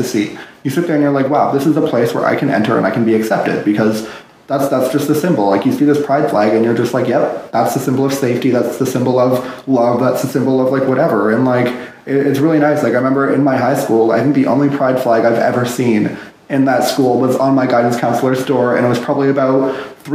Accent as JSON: {"language": "English", "town": "Ottawa", "region": "Ontario", "country": "Canada", "said": "I'm from Ottawa, Ontario"}